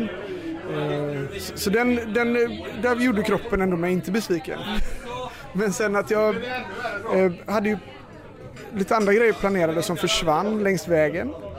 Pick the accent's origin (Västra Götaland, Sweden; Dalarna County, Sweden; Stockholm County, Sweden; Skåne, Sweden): Västra Götaland, Sweden; Gothenburg; jag kommer från Majorna